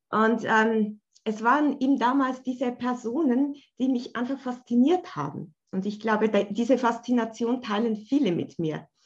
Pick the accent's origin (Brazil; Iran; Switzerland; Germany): Switzerland; Bern; wie du schon gesagt hast, ich komme aus der Schweiz, aus Bern.